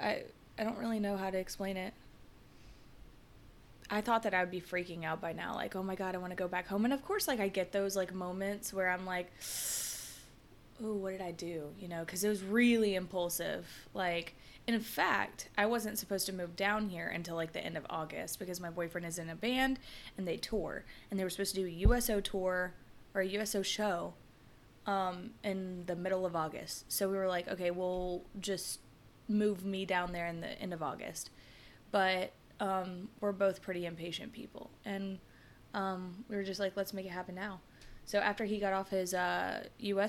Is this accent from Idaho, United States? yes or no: no; Atlanta, Georgia, United States; moved away as an adult; now in Florida, United States; I'm from Atlanta